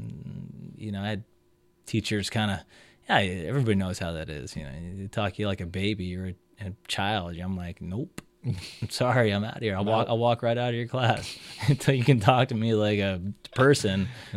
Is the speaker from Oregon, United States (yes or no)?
no; Hawaii, United States; Oh, I had no hair, man. I'm Hawaiian, man. This stuff grows in when you're like 30.